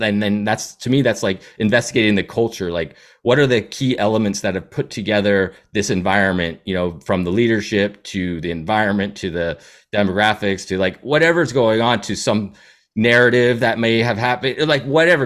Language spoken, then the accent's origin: English; Seattle, Washington, United States; also born or lived in New Hampshire; I'd say Seattle is my home. That's where I grew up